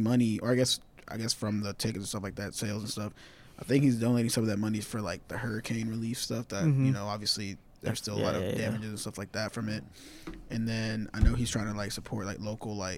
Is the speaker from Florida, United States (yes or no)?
no; Atlanta, Georgia, United States; I'm just from Atlanta